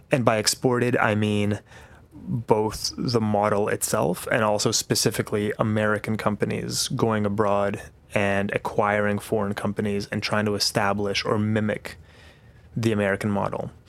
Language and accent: English; Warsaw, Masovian Voivodeship, Poland; moved away; also born or lived in New Zealand; I grew up between Warsaw, which is the capital city, and a small farm that my grandparents had outside Warsaw.